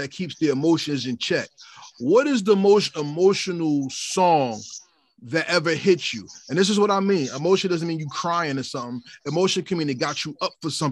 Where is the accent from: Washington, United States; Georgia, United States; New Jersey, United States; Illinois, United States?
New Jersey, United States; I'm from New Jersey